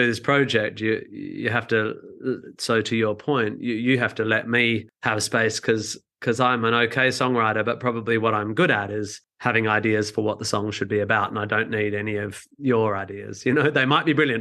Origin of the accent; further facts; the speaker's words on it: Australia; I'm from Australia